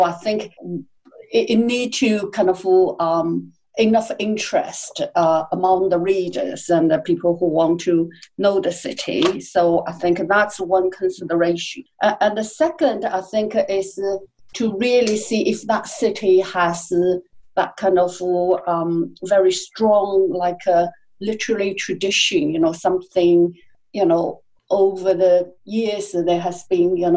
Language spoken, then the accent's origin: English; Hangzhou, Zhejiang, China; also born or lived in Shanghai; I'm from Hangzhou